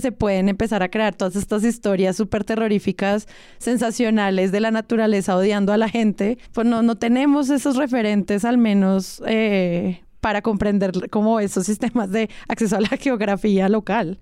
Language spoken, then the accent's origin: Spanish; Manizales, Caldas, Colombia; Yo crecí, hice mi bachillerato en Manizales